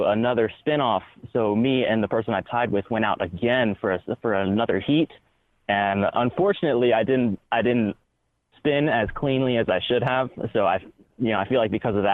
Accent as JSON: {"language": "English", "town": "Augusta", "country": "United States", "tie": "born or raised there", "said": "I started sign spinning in my hometown of Augusta"}